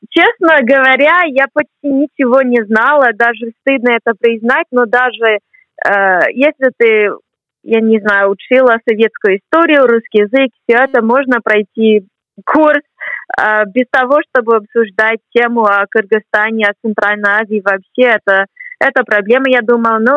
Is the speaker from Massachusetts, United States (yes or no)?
yes; Boston, Massachusetts, United States; Russian is a second language; moved away as an adult; now in Cambridge, United Kingdom; Мне 23 год, а, года. Я сама родом из Бостона, из Соединенных Штатов, но живу здесь, в Англии, до июня. Потом перееду обратно в США